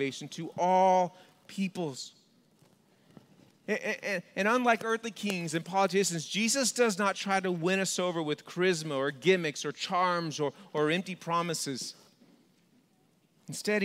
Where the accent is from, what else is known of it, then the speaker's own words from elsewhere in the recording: Texas, United States; moved away as an adult; now in California, United States; I was born and raised in Texas